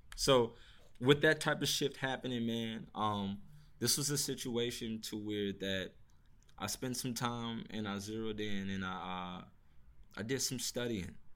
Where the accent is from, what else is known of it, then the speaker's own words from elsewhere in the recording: St. Louis, Missouri, United States; I'm from Saint Louis, Missouri